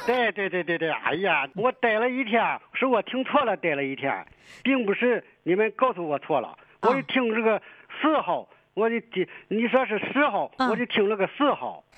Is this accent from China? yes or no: yes; Pingdu, Shandong, China; accent: Shandong; also born or lived in Dalian, Liaoning; 我从小这个在家照顾叔叔婶子，哦。我就到山东了